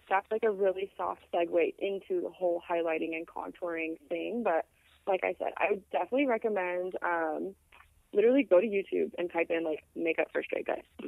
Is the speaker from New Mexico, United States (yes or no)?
no; Phoenix, Arizona, United States; I'm from Phoenix